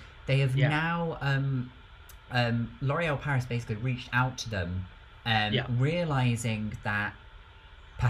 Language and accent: English; United Kingdom; as a Brit